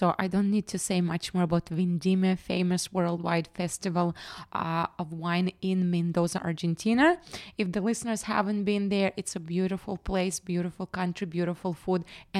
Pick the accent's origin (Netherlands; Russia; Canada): Russia; Western Siberia; now in Tennessee, United States; As you can see, I'm from Western Siberia, not from Tennessee.